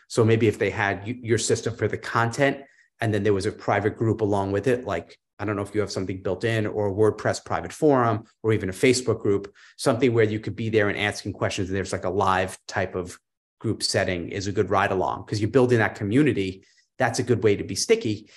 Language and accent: English; New York, United States; moved away; I'm a New Yorker originally